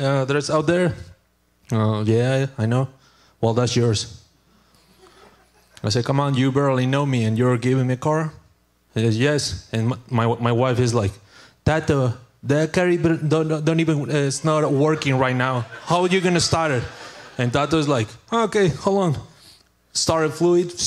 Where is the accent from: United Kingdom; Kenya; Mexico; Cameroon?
Mexico; English is a second language; moved away as an adult; now in United States; I'm from Mexico